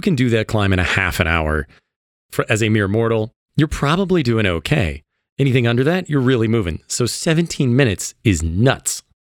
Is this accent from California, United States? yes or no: no; Illinois, United States; moved away as an adult; now in Colorado, United States; I came from Illinois as well